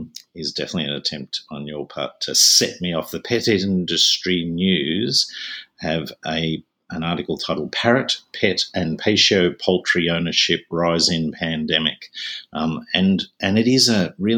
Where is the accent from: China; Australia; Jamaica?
Australia; Being an Australian not living in Victoria